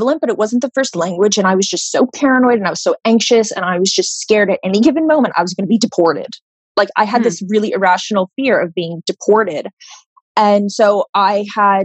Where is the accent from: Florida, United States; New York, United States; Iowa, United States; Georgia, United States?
Florida, United States; I grew up in Florida, you know, with a really normal life